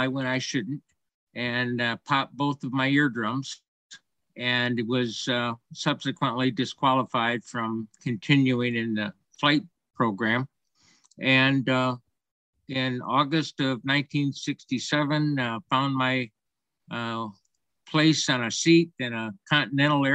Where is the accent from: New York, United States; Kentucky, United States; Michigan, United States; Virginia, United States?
Michigan, United States; Owosso; my hometown of Owosso